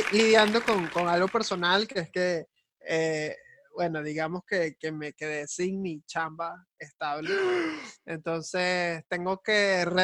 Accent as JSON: {"language": "Spanish", "country": "Venezuela", "said": "que como venezolanos hemos pasado tantas vainas."}